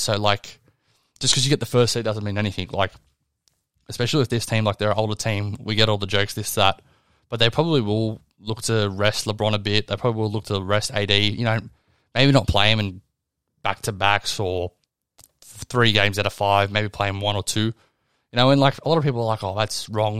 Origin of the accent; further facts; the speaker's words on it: Australia; I'm Australian